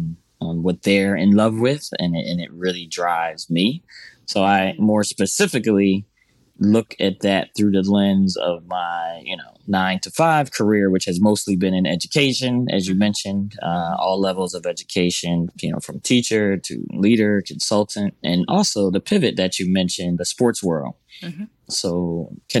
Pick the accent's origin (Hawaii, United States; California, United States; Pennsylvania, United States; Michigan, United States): Pennsylvania, United States; Philadelphia; moved away as an adult; also born or lived in Washington, D.C. / New York / Brazil; I grew up in Mount Airy